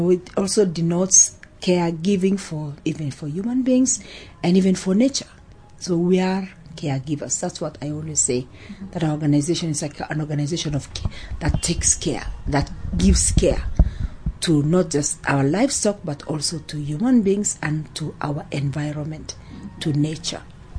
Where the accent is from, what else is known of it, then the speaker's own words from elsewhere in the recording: Baragoi, Samburu County, Kenya; now in Kajiado, Kenya; I'm originally from Samburu County, from a place called Baragoi. And then I got married. Now my home is in Kajiado because that's where my husband comes from.